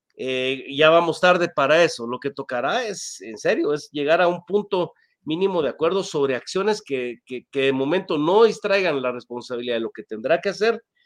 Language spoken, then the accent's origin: Spanish; Guatemala; como guatemaltecos